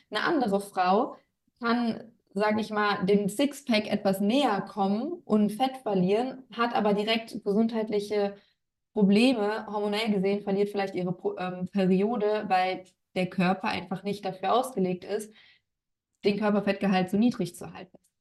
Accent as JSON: {"language": "German", "town": "Bonn", "region": "North Rhine-Westphalia", "country": "Germany", "said": "Ich komme aus Bonn."}